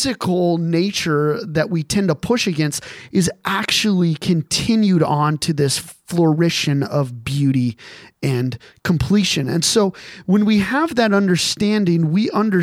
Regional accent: Colorado Springs, Colorado, United States; I was raised in Colorado Springs

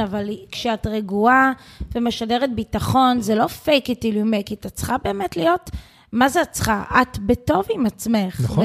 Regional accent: Israel; התרבות פה שלנו כישראלים

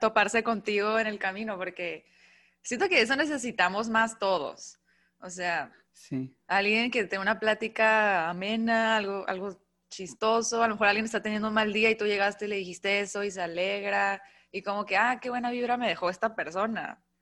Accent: Mexicali, Baja California, Mexico; moved away as an adult; now in Tijuana, Mexico; yo soy de Mexicali, pero vivo en Tijuana ya hace cinco años. Me vine y pues allá hice todo

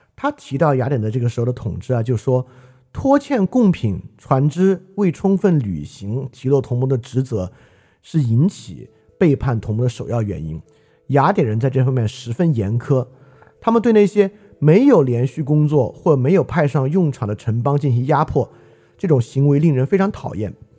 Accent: China

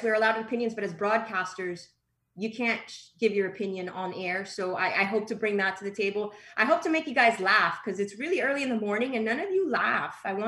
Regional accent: Miami, Florida, United States; accent: Miami; You know, we're all Miami people. I had a hard time dealing with my Miami accent when I first started. And sometimes when I'm around my people, it comes out. I'm okay with it. I'm proud of it.

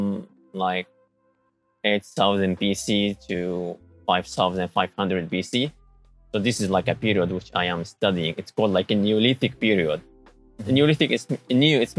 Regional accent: Syria; moved away as an adult; also born or lived in Lebanon / Japan; now in Tsukuba, Japan; I'm from Syria.

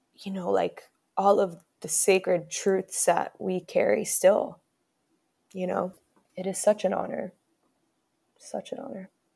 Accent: Miami, Florida, United States; also born or lived in Bronx, New York; I moved to Miami at the age of five, where I lived with my mother and my stepfather

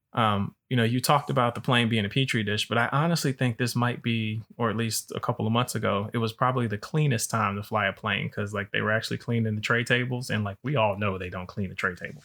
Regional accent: Alabama, United States; I'm from Alabama

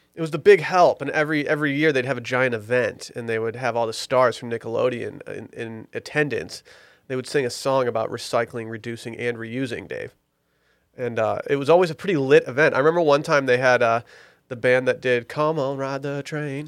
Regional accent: Detroit, Michigan, United States; my hometown Lions

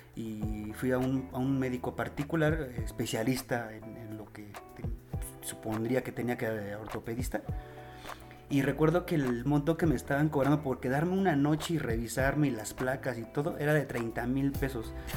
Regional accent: Mexico; nosotros como mexicanos

